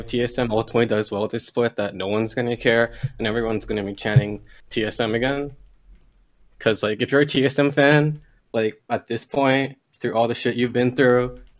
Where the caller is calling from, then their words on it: Toronto, Ontario, Canada; I'm calling from Toronto, long-time listener, first-time caller.